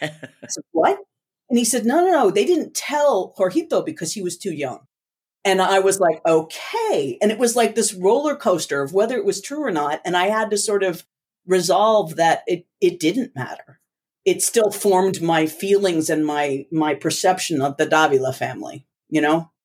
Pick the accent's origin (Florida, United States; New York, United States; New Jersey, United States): New Jersey, United States; growing up in the States was very different.